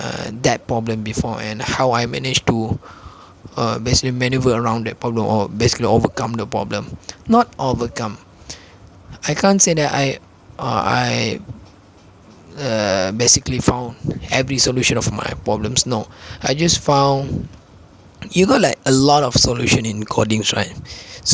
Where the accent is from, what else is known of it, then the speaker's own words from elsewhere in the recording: Malaysia; first language Malay; English is a second language; I'm a Malaysian myself. I speak Malay instead of English, so I speak Malay all the time. English is just my secondary language